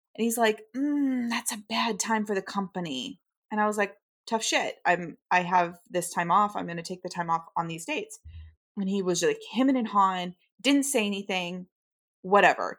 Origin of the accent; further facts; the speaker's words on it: United States; as a westernized person and as an American